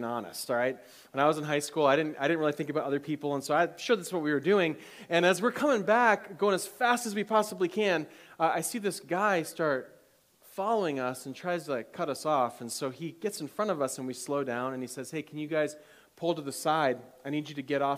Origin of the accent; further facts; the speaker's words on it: Michigan, United States; I grew up in Michigan